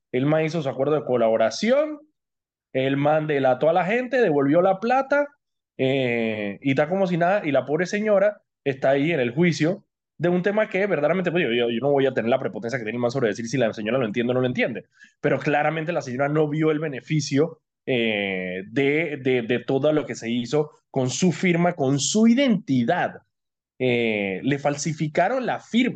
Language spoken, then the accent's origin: Spanish; Colombia; now in Panama; con las que yo crecí de niño en Colombia